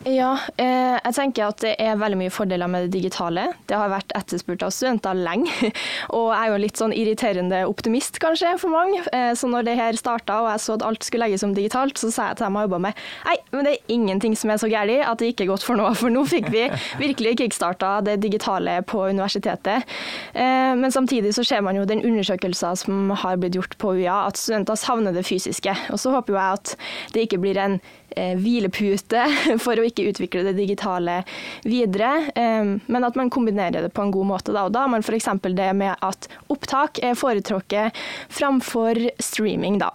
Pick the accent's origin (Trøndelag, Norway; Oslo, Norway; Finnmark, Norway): Trøndelag, Norway; Ørland; moved away as an adult; now in Kristiansand, Norway; jeg kommer fra Trøndelag, en plass som heter Ørland kommune